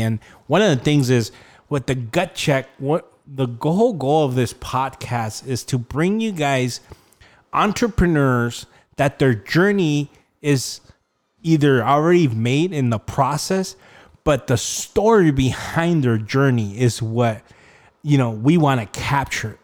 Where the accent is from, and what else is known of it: Rialto, California, United States; born or raised there